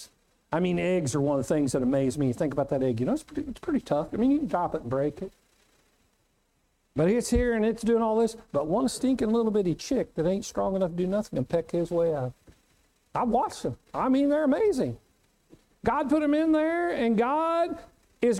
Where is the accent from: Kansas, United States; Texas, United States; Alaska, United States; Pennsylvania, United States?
Kansas, United States; Winfield; when I was a kid growing up in Winfield, Kansas